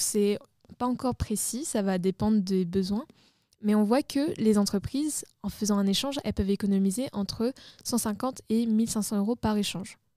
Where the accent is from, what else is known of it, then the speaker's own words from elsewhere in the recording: Réunion; on vit à La Réunion, enfin moi je suis originaire de La Réunion